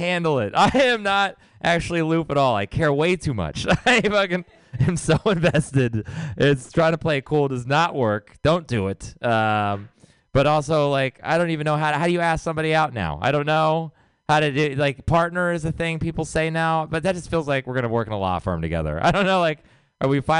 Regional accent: Texas, United States; moved away as an adult; now in San Francisco, United States; I'm from Texas

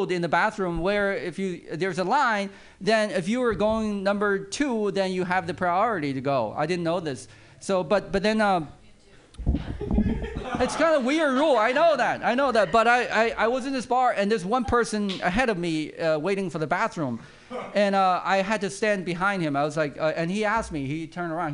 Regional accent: China; now in United States; I grew up in China, overseas actually

